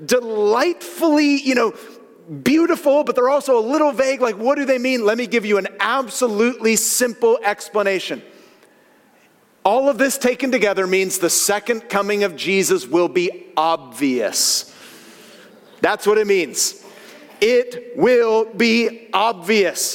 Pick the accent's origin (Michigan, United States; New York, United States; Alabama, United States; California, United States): California, United States; Northern; growing up in NorCal